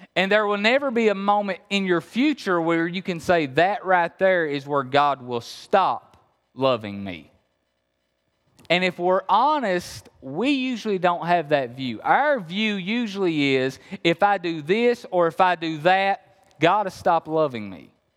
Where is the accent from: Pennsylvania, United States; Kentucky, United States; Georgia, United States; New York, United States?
Kentucky, United States; Appalachia; I'm really from Kentucky. You hear the accent? I'm really from Kentucky, okay? Uh, so, yeah, I'm, I'm, I'm from Appalachia